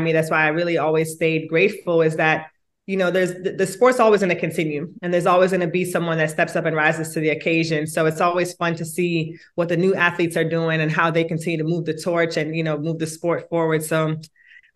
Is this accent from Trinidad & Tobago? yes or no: no; Jamaica; now in United States; I was born in Jamaica